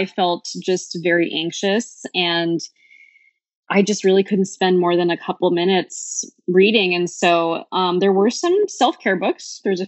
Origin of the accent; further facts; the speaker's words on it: California, United States; now in Portland, United States; So I am originally from the Bay Area, and I moved to Portland 3 years ago during deep, dark COVID.